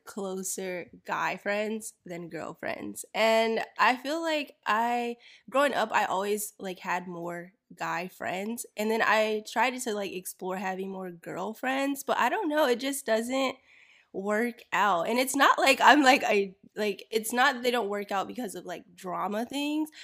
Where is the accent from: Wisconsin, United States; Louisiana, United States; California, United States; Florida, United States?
Florida, United States; I grew up in Florida